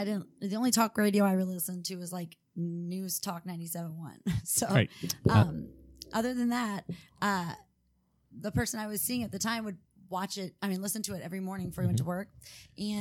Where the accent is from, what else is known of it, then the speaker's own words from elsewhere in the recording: St. Louis, Missouri, United States; also born or lived in Houston, Texas / St. Charles County, Missouri; though I was born in Houston, I grew up in St. Louis